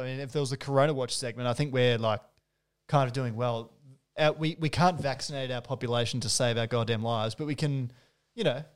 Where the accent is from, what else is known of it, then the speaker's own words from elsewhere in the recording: New South Wales, Australia; now in Melbourne, Australia; I was born in New South Wales